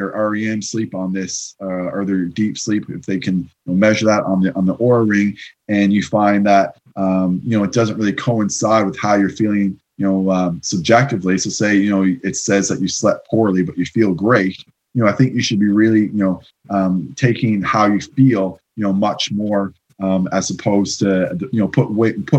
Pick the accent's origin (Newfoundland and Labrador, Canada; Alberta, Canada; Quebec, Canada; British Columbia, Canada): Newfoundland and Labrador, Canada; St. John's; moved away as an adult; now in London, Ontario, Canada; I'm from St. John's, Newfoundland. So it's on the east coast of Canada. I didn't leave there. I mean, I went on vacation stuff, but I didn't leave there until I was 21 years old.